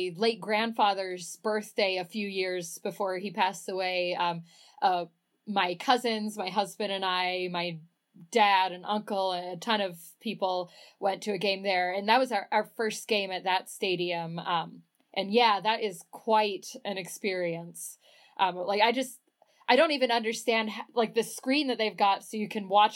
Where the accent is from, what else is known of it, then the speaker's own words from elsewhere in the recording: Dallas, Texas, United States; I grew up in Dallas